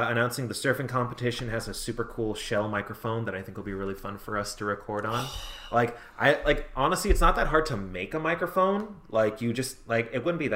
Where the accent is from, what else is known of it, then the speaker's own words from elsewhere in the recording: California, United States; accent: surfer; I'm from California